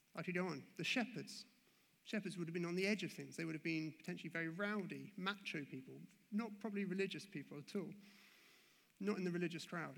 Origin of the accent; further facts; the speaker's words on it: England, United Kingdom; moved away; growing up in the Anglican faith, in the Anglican church, uh, back over in England